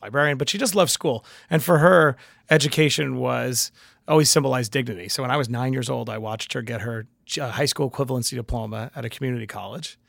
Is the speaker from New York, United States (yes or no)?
yes; New York City, New York, United States; I'm from Queens